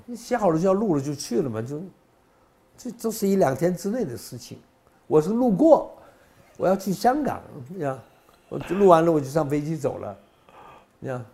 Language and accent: Chinese; South Korea; now in Taiwan; 我从韩国来的